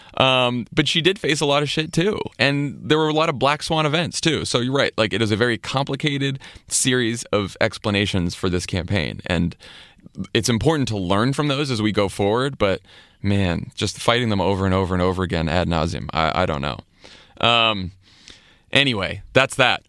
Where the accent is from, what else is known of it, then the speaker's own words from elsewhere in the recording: Massachusetts, United States; my home state, Massachusetts